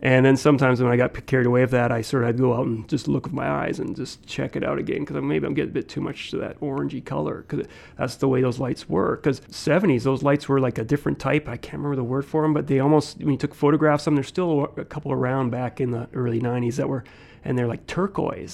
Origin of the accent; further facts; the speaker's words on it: Saskatoon, Saskatchewan, Canada; also born or lived in Gillingham, England; I grew up Saskatoon. It's where I've been. My parents immigrated here in 1966 when I was a one years old.